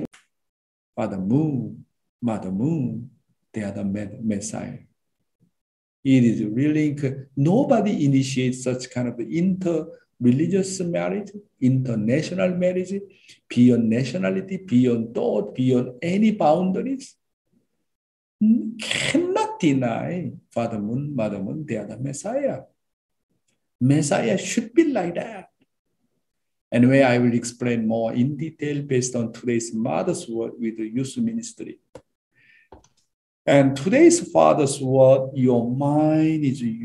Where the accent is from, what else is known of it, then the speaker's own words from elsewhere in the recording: South Korea; I went down to my hometown